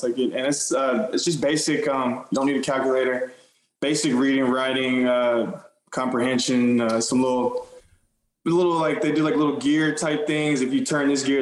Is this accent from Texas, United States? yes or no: yes; Austin, Texas, United States; now in Houston, United States; I grew up in Austin